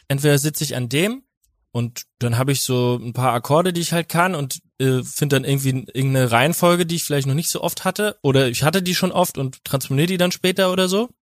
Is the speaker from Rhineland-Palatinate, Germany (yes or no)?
yes; Winnweiler, Rhineland-Palatinate, Germany; aus Winnweiler aus der Pfalz